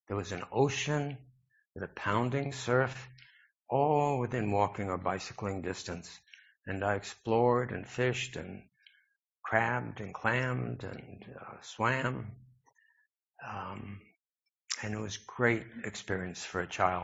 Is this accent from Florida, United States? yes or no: no; New York City, New York, United States; I grew up in New York City, and I feel grateful for my exposure to the cosmopolitan influences in my childhood